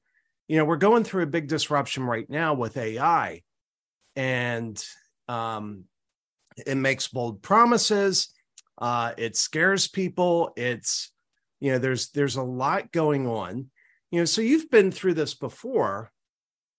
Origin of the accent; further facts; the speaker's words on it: Maryland, United States; I grew up in Maryland.